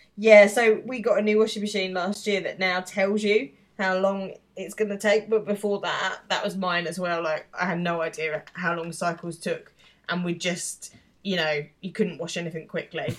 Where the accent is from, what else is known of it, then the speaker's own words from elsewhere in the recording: United Kingdom; being British